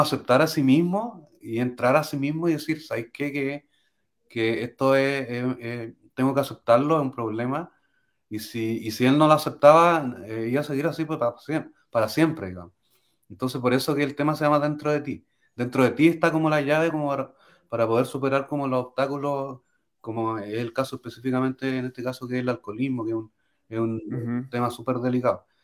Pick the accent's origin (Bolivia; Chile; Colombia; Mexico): Chile; soy chileno